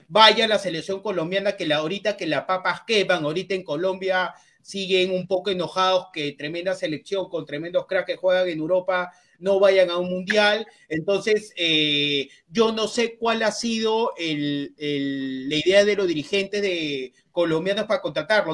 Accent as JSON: {"language": "Spanish", "country": "Peru", "said": "No, yo no soy ecuatoriano, soy peruano"}